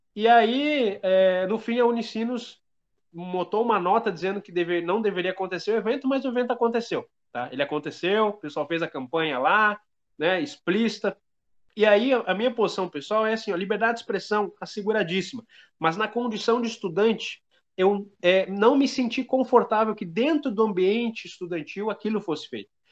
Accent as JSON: {"language": "Portuguese", "town": "Feliz", "region": "Rio Grande do Sul", "country": "Brazil", "said": "eu sou do Rio Grande do Sul, sou da região do Vale do Caí, É, da cidade de Feliz"}